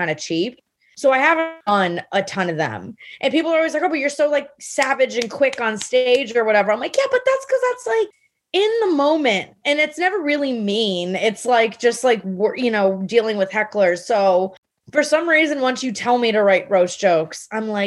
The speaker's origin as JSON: {"language": "English", "town": "Miami", "region": "Florida", "country": "United States", "tie": "born or raised there", "also_born_or_lived": "New York", "lives_now": "Miami, United States", "said": "I grew up in Miami, which is where comedy began for me"}